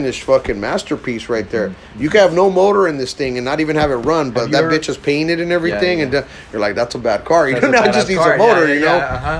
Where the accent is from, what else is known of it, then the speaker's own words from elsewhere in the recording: Huntington Park, California, United States; also born or lived in Peru; now in Downey, United States; My dad's from Ecuador and my mom's from Peru, you know, so, but I was born in Peru, you know, so, growing up, you know, in Huntington Park and, you know, I've been surrounded by all cultures